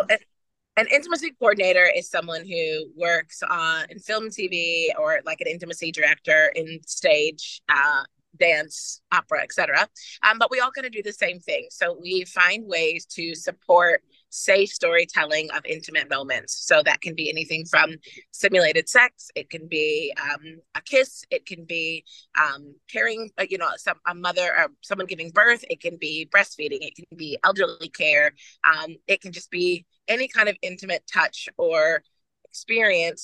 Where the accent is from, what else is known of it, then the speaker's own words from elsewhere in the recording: Indianapolis, Indiana, United States; now in Melbourne, Australia; I'm originally from Indianapolis, but I'm living in Melbourne, Australia uh, at the moment